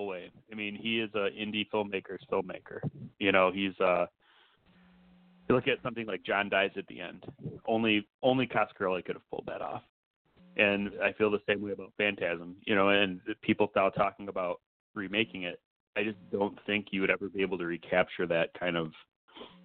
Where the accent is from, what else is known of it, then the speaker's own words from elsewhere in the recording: Michigan, United States; I'm from Michigan